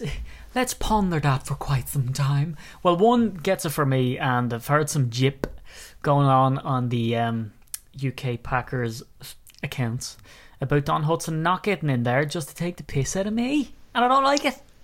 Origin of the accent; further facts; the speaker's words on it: Ireland; as an Irishman